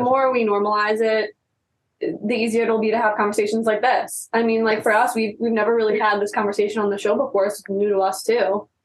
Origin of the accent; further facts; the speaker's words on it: East Coast, United States; now in California, United States; we're from the East Coast